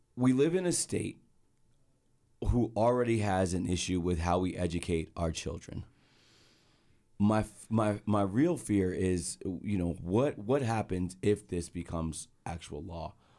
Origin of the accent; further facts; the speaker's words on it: Edison, New Jersey, United States; moved away; I'm from Edison, New Jersey